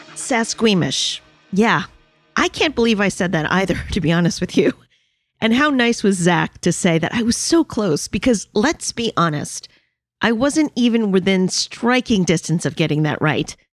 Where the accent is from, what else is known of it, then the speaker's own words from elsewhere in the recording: New York City, New York, United States; I am a New Yorker